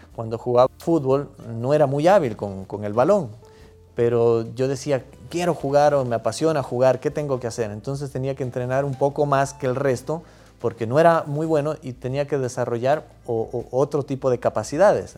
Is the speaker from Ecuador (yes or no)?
yes; Loja, Ecuador; los, lojanos somos muy buenos conversadores